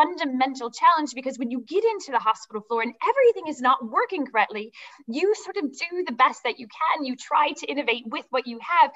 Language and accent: English; Midwest, United States; moved away; also born or lived in United Kingdom; I'm originally from the Midwest